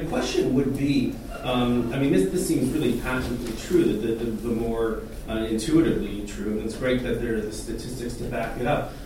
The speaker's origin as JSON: {"language": "English", "town": "Toronto", "region": "Ontario", "country": "Canada", "tie": "born or raised there", "said": "growing up in Toronto"}